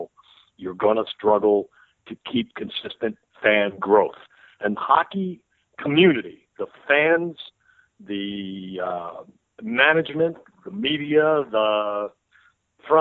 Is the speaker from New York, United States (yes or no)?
yes; Tarrytown, New York, United States; I grew up in Tarrytown. I was there till I went to college.